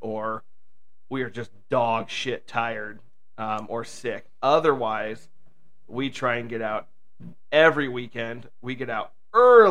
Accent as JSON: {"language": "English", "town": "Milwaukie", "region": "Oregon", "country": "United States", "tie": "born or raised there", "also_born_or_lived": "Aberdeen, Washington / Seattle area", "said": "I grew up in Milwaukee, and we've been in Oregon City now since 2010"}